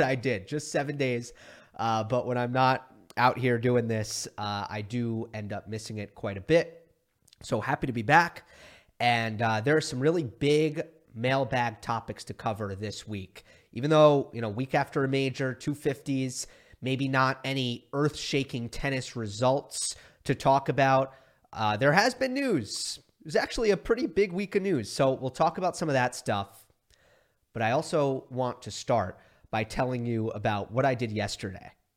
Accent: New York, United States; moved away; my best friends who I grew up with in New York

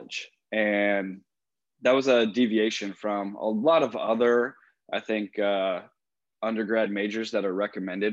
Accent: San Luis Obispo, California, United States; moved away as an adult; also born or lived in San Diego, California; I'm originally from San Luis Obispo, California.

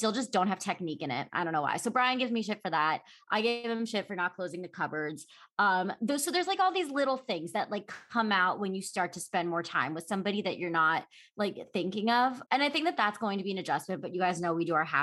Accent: Philadelphia, Pennsylvania, United States; moved away as an adult; also born or lived in New York, United States; now in Los Angeles, United States; I grew up in Philadelphia. I'm from the East Coast

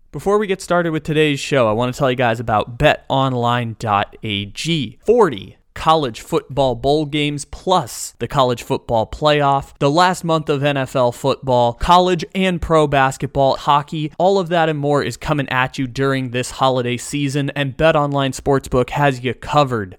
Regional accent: San Diego, California, United States; moved away as an adult; now in Sacramento, United States; I was just graduating from high school in San Diego, California, my hometown

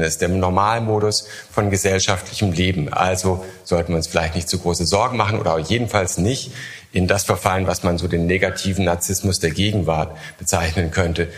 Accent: Germany; Ich komme aus Deutschland, sehr großes

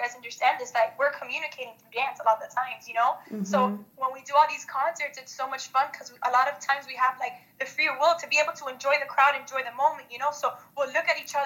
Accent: Miami, Florida, United States; I'm from Miami, born and raised. I went to South Miami Elementary, Middle, and High School.

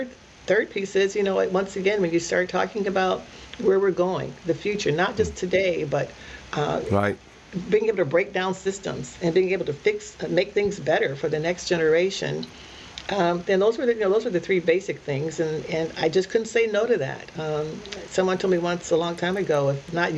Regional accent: Akron, Ohio, United States; Born and raised in Akron, Ohio, two wonderful, wonderful parents.

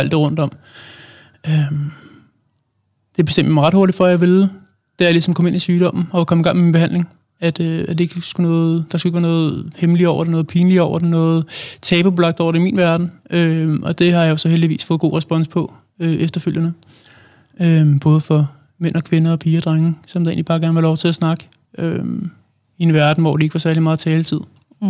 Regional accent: Allerød, Capital Region of Denmark, Denmark; now in Hvidovre, Denmark; jeg er oprindelig fra Allerød. Bor nu i Hvidovre

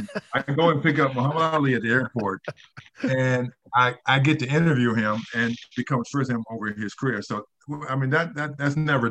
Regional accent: Harrisonburg, Virginia, United States; it's in my hometown of Harrisonburg

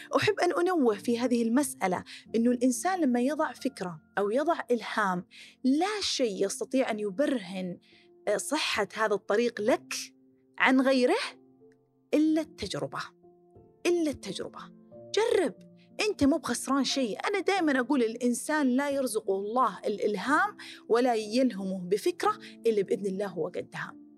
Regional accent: Khobar / Dammam, Eastern Province, Saudi Arabia; moved away

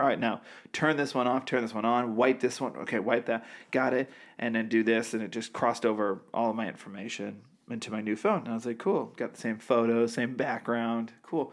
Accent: half hour north of Boston, Massachusetts, United States; I grew up in the sticks

